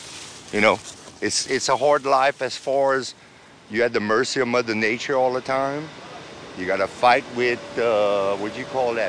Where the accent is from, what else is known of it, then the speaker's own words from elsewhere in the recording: Breaux Bridge, Louisiana, United States; Bro Bridge. Cajun coon-ass pure